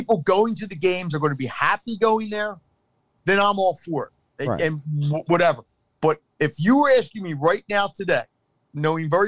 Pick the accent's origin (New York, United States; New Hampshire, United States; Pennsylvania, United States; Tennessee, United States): Pennsylvania, United States; Philadelphia; as a Philadelphian